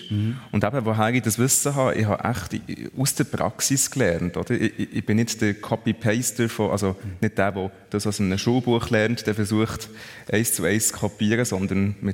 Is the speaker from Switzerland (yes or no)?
yes; Bern, Switzerland; Ja, ich bin äh, echt in Bern aufgewachsen, ja ja, was soll ich sagen? Ich sage immer, Bern ist eine gute Stadt für Leute, die äh, irgendwie einen Kontrollzwang haben.